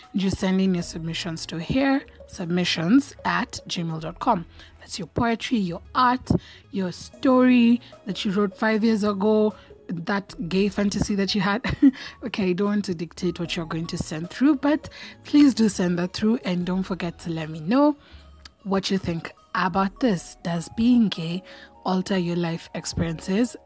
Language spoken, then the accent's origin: English; Kenya; I identify as Kenyan or African.